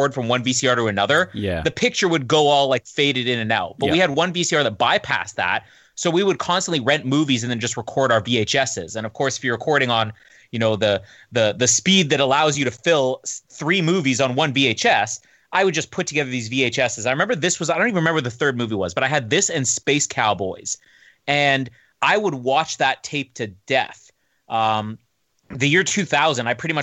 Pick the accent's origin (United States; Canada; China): Canada; I'm Canadian